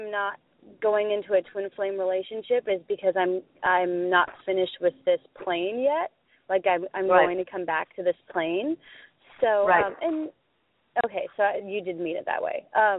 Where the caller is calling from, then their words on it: Oregon, United States; From Oregon.